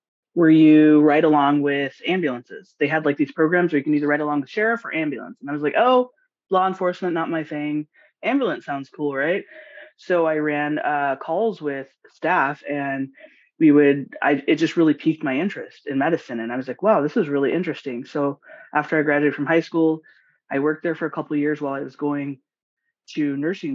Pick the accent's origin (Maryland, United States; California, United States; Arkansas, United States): California, United States; Los Angeles; moved away as an adult; also born or lived in Washington State; now in Washington, United States; I'm originally from Los Angeles or California, Southern California, and I moved to Washington State about 4 years ago